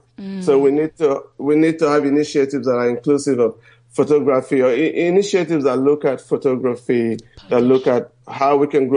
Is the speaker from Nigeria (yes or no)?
yes; Nigeria; moved away; also born or lived in New York; I'm Nigerian.